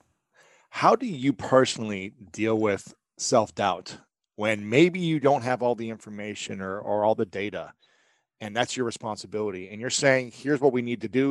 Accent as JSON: {"language": "English", "region": "Ohio", "country": "United States", "said": "I'm a guy from Ohio"}